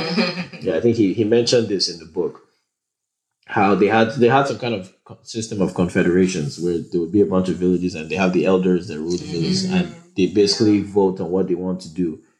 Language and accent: English; Edo, Nigeria; English is a second language; Like within Edo State, for instance, I'm Itsako and I'm different from a Benin person.